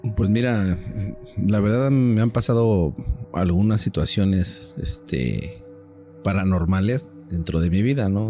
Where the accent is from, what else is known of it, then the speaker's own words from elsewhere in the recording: Mexico City, Mexico; moved away; vivía yo en la Ciudad de México, yo soy originario de la Ciudad de México